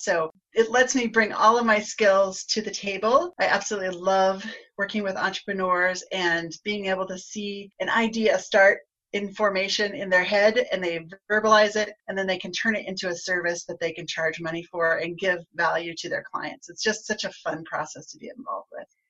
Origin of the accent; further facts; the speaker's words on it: Garden City, Kansas, United States; now in Colorado, United States; I grew up in the southwest corner of, of Kansas in a town called Garden City